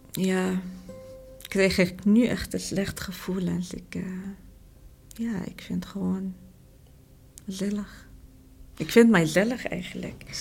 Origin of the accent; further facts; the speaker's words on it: Morocco; Dutch is a second language; moved away as an adult; now in Netherlands; Ik kom uit Marokko.